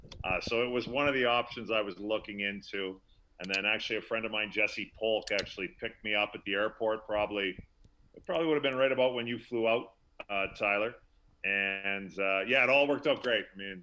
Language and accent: English; Fort Saskatchewan, Alberta, Canada; I'm from Fort Saskatchewan, Alberta.